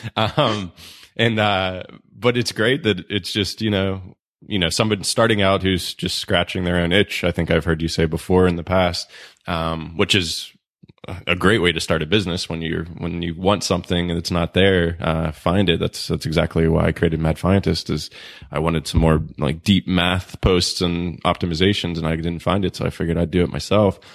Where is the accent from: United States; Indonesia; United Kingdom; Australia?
United States; Pittsburgh, Pennsylvania; moved away; in Pittsburgh 'cause that's my hometown and, you know, maybe we'll go back there one day